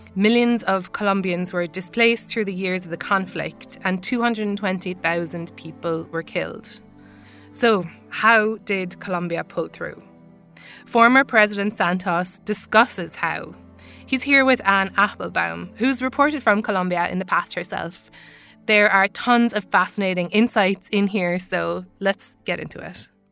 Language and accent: English; Ireland; accent: Irish; Now, as you can tell from my accent, I'm Irish. I grew up in the Republic of Ireland